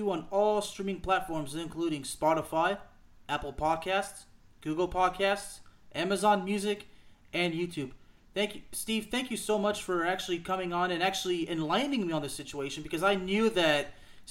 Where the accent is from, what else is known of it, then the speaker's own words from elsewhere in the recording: Lyon, Auvergne-Rhône-Alpes, France; Lyon is my hometown